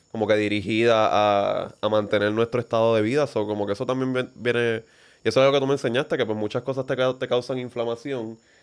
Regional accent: Vega Alta, Puerto Rico; nosotros nacimos en Vegalta, Puerto Rico, middle class

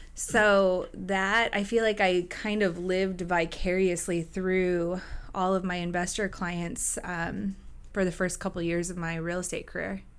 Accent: Gig Harbor, Washington, United States; also born or lived in Tacoma; I grew up in Gay Harbor.

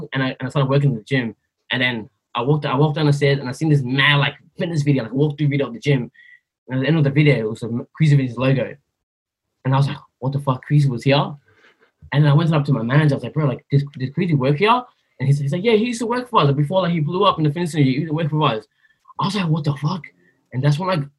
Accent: Sydney, New South Wales, Australia; also born or lived in Blacktown / Burma; growing up in Greenacre, in kindergarten, like, I didn't even know how to pronounce my own name

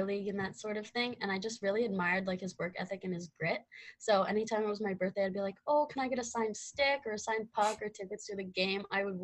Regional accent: Ottawa, Ontario, Canada; Yeah, so I'm from Ottawa, Ontario. I just kind of grew up being in Canada.

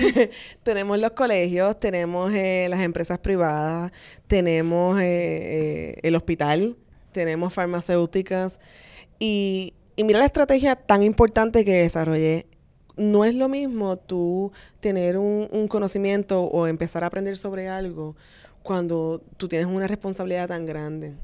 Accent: Vega Baja, Puerto Rico; Realmente yo soy de Vega Baja, así que soy, soy una persona de pueblo, de campo

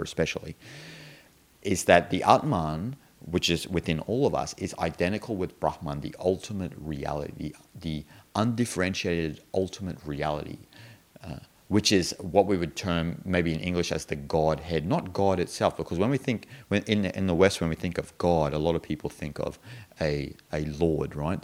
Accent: Australia; I'm an Australian

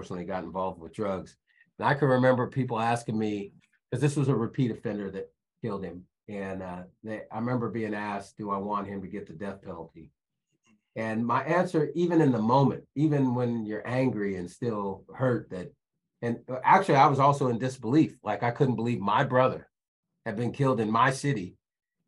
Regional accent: Sacramento, California, United States; born or raised there

